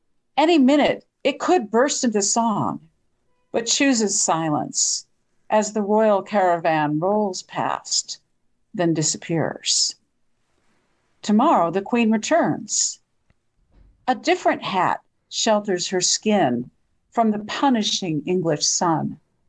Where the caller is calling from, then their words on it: Bisbee, Arizona, United States; I'm calling from Bisbee, Arizona.